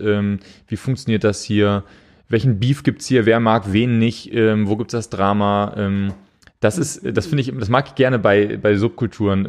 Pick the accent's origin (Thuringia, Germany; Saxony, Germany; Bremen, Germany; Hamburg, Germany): Hamburg, Germany; moved away; wir kommen aus Hamburg, so … und ich